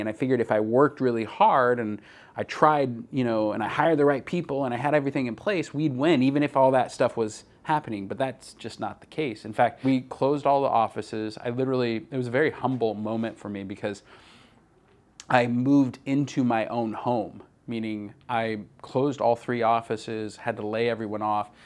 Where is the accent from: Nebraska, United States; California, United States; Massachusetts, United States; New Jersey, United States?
California, United States; Redding; I grew up in Redding, California, which is a small town